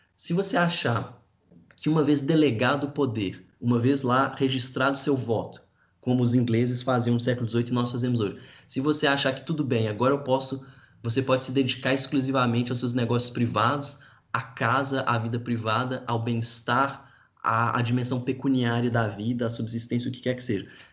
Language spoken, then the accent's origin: Portuguese; Brazil; eu sou brasileiro